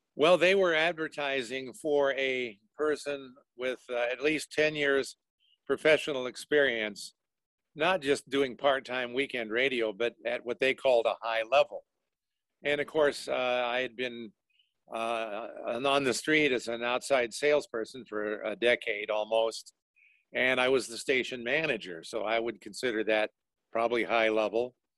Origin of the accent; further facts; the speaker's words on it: Denver, Colorado, United States; I grew up in Denver